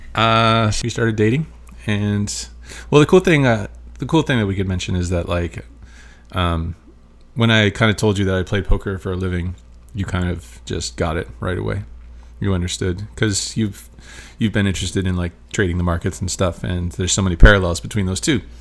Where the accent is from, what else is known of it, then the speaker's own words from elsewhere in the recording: Michigan, United States; moved away as an adult; now in Las Vegas, United States; I'm from Michigan.